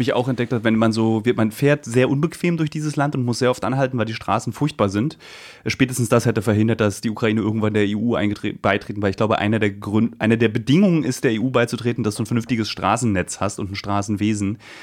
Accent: East Germany, Germany; meine Kindheit in der DDR

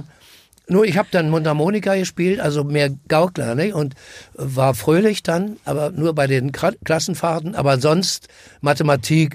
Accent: Berlin, Germany; bin am Karl-Marx-Platz groß geworden

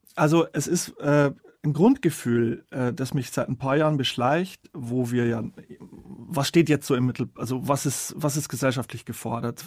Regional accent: Bavarian Forest, Germany; ich komme aus dem Bayerischen Wald

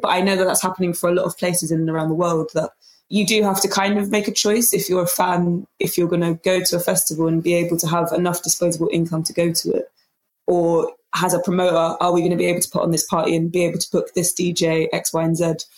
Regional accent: London, United Kingdom; I am from London

